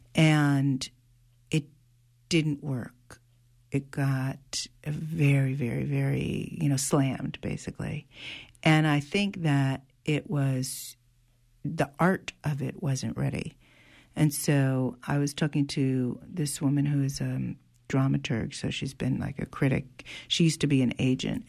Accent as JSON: {"language": "English", "town": "New Haven", "region": "Connecticut", "country": "United States", "tie": "born or raised there", "also_born_or_lived": "Sunnyside, Queens, New York", "moved": "yes", "lives_now": "New York, United States", "said": "I was born in New Haven. I live in Sunnyside, Queens"}